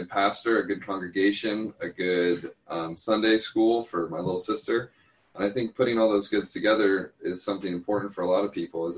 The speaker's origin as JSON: {"language": "English", "region": "Colorado", "country": "United States", "tie": "born or raised there", "also_born_or_lived": "Idaho", "moved": "yes", "said": "we grew up in Colorado"}